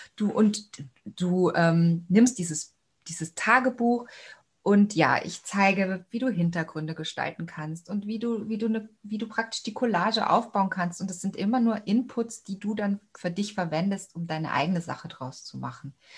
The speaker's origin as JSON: {"language": "German", "town": "Cologne", "region": "North Rhine-Westphalia", "country": "Germany", "also_born_or_lived": "Stuttgart", "moved": "as an adult", "lives_now": "Austria", "said": "Na, ich bin ja auch eine Kölsche. Ich komme eigentlich aus Köln"}